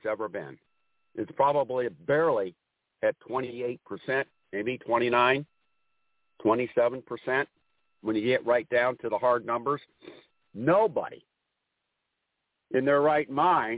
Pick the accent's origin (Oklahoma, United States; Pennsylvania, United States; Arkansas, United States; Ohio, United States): Ohio, United States; My home state is Ohio